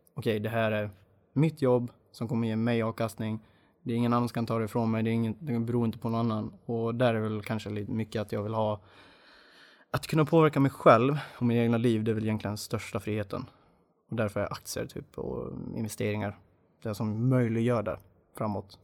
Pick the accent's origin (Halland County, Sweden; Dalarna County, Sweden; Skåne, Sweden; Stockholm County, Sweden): Dalarna County, Sweden; moved away; jag är från början dalmas, det hoppas jag hörs.